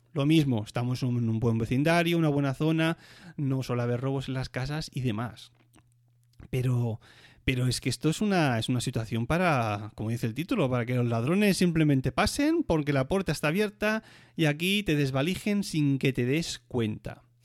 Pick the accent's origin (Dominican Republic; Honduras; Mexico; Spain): Spain; Catalonia; moved away as an adult; now in Switzerland; como decimos catalanes